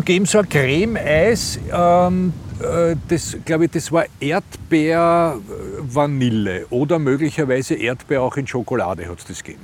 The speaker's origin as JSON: {"language": "German", "region": "Vienna", "country": "Austria", "said": "als Wiener"}